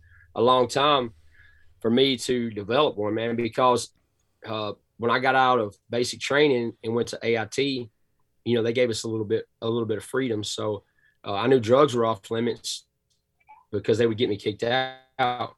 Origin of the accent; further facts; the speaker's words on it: Cass County, Northeast Texas, United States; accent: thick Southern drawl; I'm from Texas, man. Born and raised in Northeast Texas, Cass County